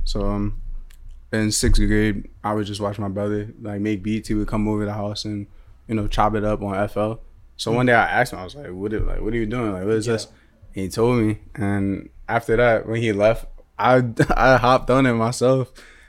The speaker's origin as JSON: {"language": "English", "town": "Philadelphia", "region": "Pennsylvania", "country": "United States", "tie": "born or raised there", "said": "I'm from Philly. I was born in Philly."}